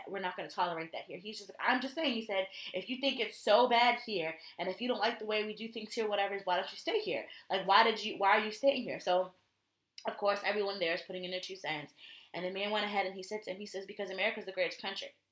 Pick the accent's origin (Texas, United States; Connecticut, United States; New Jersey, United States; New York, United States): Connecticut, United States; I'm from Connecticut.